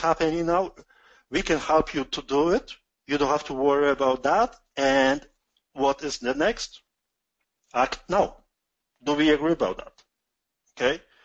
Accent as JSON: {"language": "English", "country": "Poland", "accent": "strong Polish", "second_language": "English", "moved": "yes", "lives_now": "Canada", "said": "my strong Polish accent."}